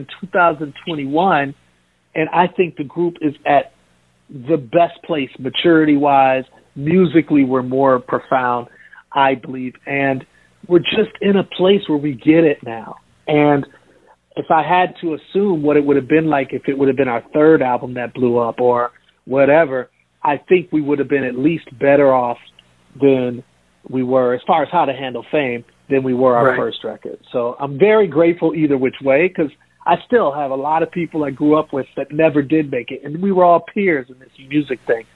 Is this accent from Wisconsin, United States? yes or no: yes; Milwaukee, Wisconsin, United States; I grew up in Milwaukee